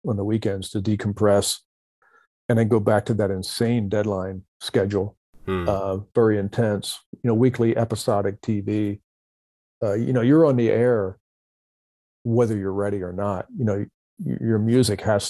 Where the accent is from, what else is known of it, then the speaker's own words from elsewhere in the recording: Camden, New Jersey, United States; also born or lived in Philadelphia area; now in Mojave Desert, United States; I grew up in South Jersey in a very congested area